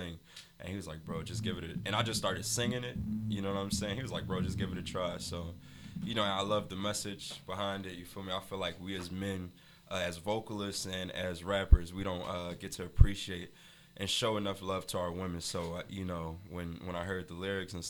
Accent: Philadelphia, Pennsylvania, United States; I'm from West Philly

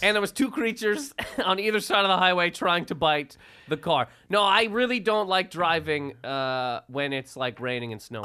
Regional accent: Canada; moved away as an adult; also born or lived in Toronto, Canada; now in United States; Everybody knows I'm from Canada. I've been from there for my entire life.

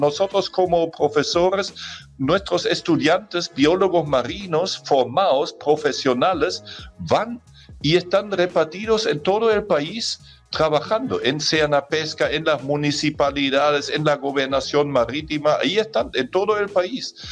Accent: Germany; accent: German; Spanish is a second language; moved away as an adult; now in Chile; cuando nosotros estuvimos niños en Alemania, de donde yo soy, como ya se han dado cuenta por mi acento

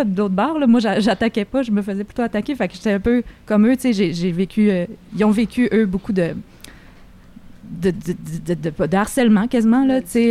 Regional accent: Saint-Michel-de-Bellechasse, Quebec, Canada; dans mon petit village quand j'étais petite à Saint-Michel-de-Bellechasse

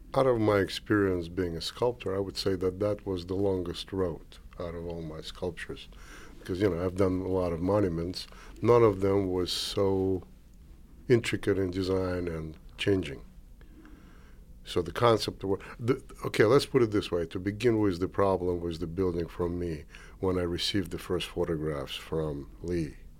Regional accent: Moscow, Russia; moved away as an adult; also born or lived in Kazakhstan; now in United States; I was born in Kazakhstan, moved to Moscow, grew up in Moscow, became an artist in Moscow

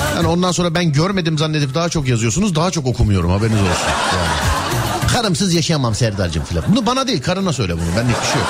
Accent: Istanbul, Turkey; ben bir İstanbulluyum

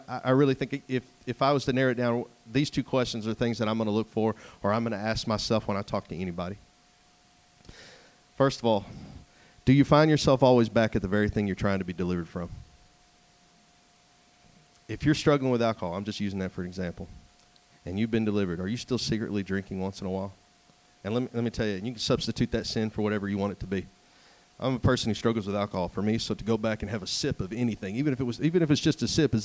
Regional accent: East Texas, United States; moved away; I come from East Texas where everything is mud and clay and sand to come out here where everything's granite

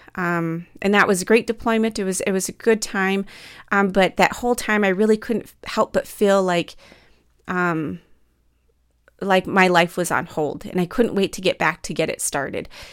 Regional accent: Midwest, United States; growing up in the Midwest

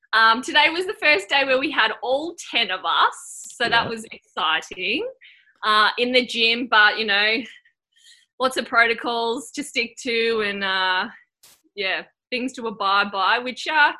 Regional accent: Anglesey, Wales, United Kingdom; I grew up in Anglesey, little town there, so wasn't aware that, you know, the top level of netball that you could play.

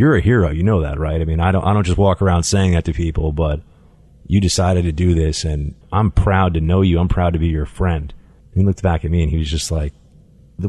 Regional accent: New York City, New York, United States; I grew up in New York City

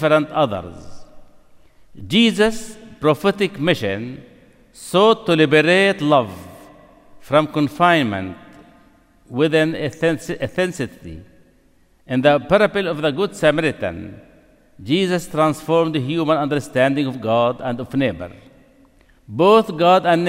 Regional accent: Nablus, West Bank, Palestine; Nablus, my hometown

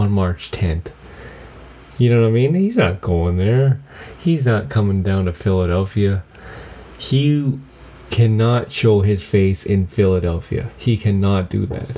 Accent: Mackenzie, British Columbia, Canada; now in Victoria, Canada; I'm from Canada. I'm from up north in Mackenzie, BC. And at the end of the day, I live in Victoria, BC

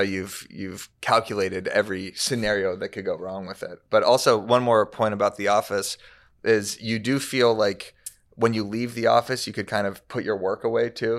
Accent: Tucson, Arizona, United States; now in Los Angeles, United States; I'm from Tucson, Arizona

